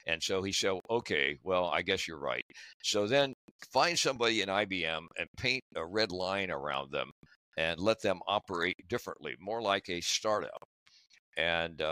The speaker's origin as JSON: {"language": "English", "town": "Dayton", "region": "Ohio", "country": "United States", "tie": "born or raised there", "said": "I grew up in Dayton, Ohio, went to school there"}